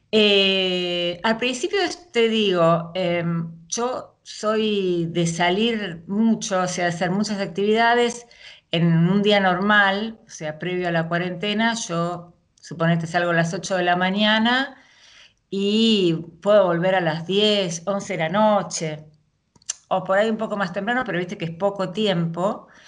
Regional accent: Buenos Aires, Argentina; Sí, sí, soy de Argentina, eh, nací, viví toda mi vida y sigo viviendo en Capital, en la ciudad de Buenos Aires, y en estos momentos estoy viviendo en el barrio de Belgrano.

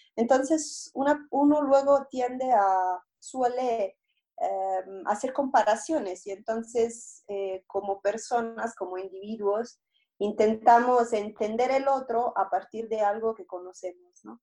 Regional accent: Italy; Spanish is a second language; moved away as an adult; also born or lived in Rome; now in Mexico; yo soy italiana y llegué aquí a México con una beca de la Secretaría de Relaciones Exteriores.

